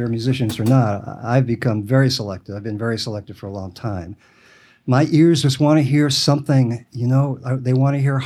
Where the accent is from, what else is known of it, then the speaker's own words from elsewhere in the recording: New York City, New York, United States; I grew up in Washington Heights